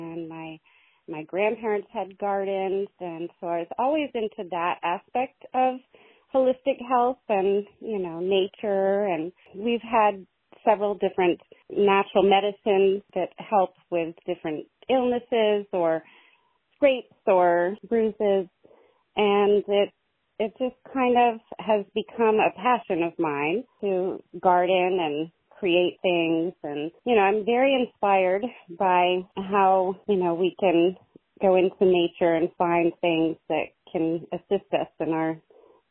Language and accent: English; Jay, Vermont, United States; also born or lived in Montgomery, Vermont; I am from Jay, Vermont, well known for Jay Peak Resort, and I grew up there, and I moved around a bunch and then came back and settled in Montgomery